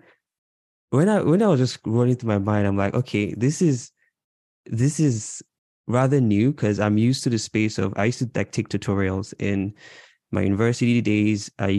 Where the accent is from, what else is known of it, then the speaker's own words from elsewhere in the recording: Imo, Nigeria; now in Toronto, Canada; I'm Igbo from Imo State.